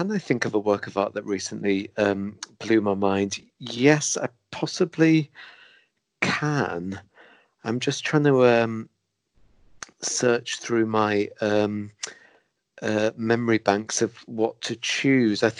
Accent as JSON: {"language": "English", "region": "England", "country": "United Kingdom", "said": "our obsession as English people"}